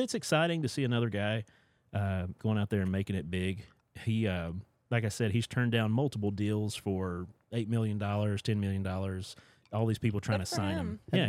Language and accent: English; Appalachia, United States; growing up in Appalachia